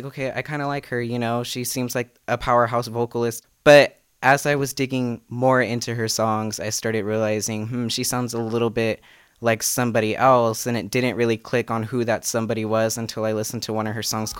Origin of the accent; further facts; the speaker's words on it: Fresno, California, United States; I'm 19 years old. I'm from Fresno, California.